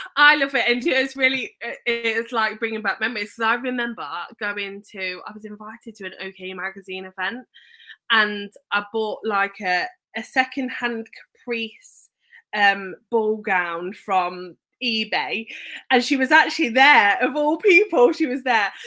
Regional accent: Leicester, East Midlands, United Kingdom; moved away; I grew up in Leicester

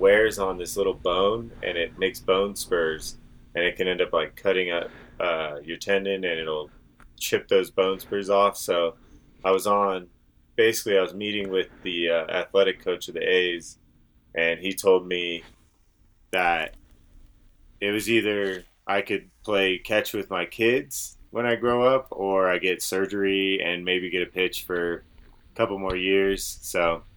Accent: Bay Area, California, United States; moved away as an adult; now in Lake Tahoe, United States; We grew up together in the Bay Area

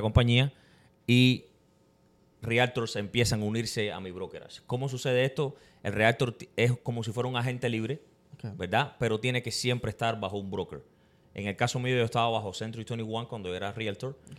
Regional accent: Cuba; now in Tampa, United States; como todo cubano, como todo inmigrante, eh, llegamos a este país persiguiendo un sueño

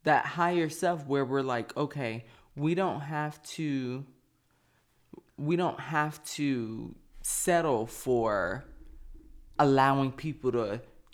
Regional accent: the South, United States; I'm from the South too

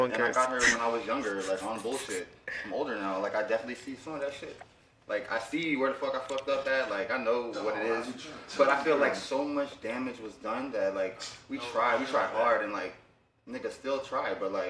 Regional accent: Florida, United States; I will tell the full truth. I am from Broward County.

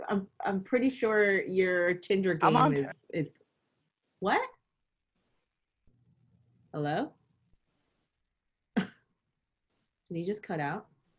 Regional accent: Allentown, Pennsylvania, United States; I'm from Allentown

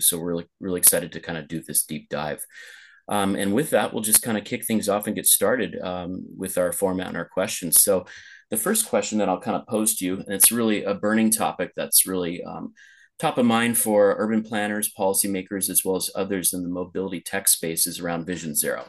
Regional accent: Los Angeles, California, United States; moved away as an adult; also born or lived in Pasadena; now in Lisbon, Portugal; my hometown of Los Angeles

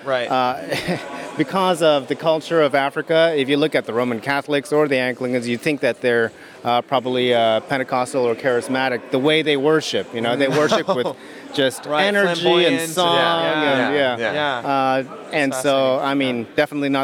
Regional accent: Japan; moved away; I come from Japan, 0.1% Christian

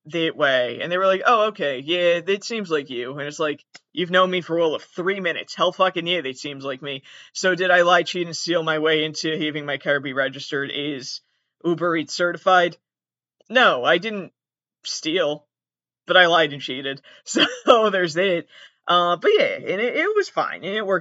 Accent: southern Massachusetts, United States; I'm very specifically from southern Massachusetts

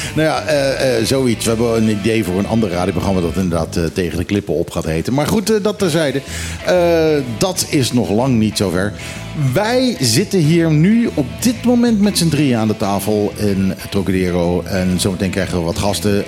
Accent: Netherlands; now in Bonaire; als Nederlander

